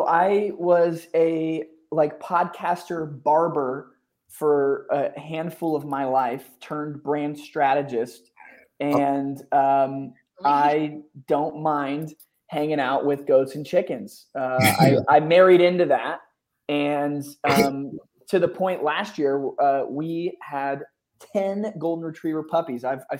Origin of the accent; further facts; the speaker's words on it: Northeast, United States; now in Austin, United States; I'm from the Northeast. I live in Austin, and I'm the only one that doesn't have a Southern accent, you know, and you know, well.